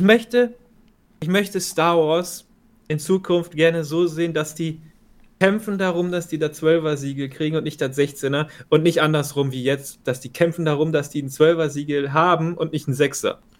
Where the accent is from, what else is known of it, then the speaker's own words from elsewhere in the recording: Germany; als Deutscher